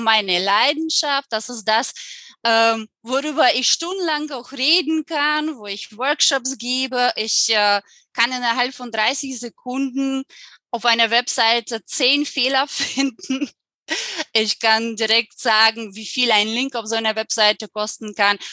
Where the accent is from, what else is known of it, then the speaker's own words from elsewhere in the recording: Ukraine; German is a second language; moved away as an adult; also born or lived in Germany; now in Spain; komme ich aus der Ukraine. Und als ich 19 Jahre alt war, habe ich mich entschieden, nach zwei Jahren Studiums für ein Jahr nach Deutschland zu gehen